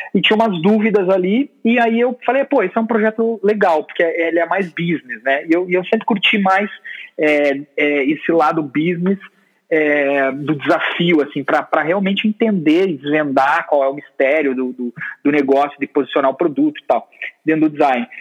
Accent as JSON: {"language": "Portuguese", "town": "Capinzal", "region": "Santa Catarina", "country": "Brazil", "also_born_or_lived": "Curitiba", "moved": "yes", "said": "eu sou catarinense, na cidadezinha muito pequena chamada Capinzal, e eu fui para Curitiba estudar design"}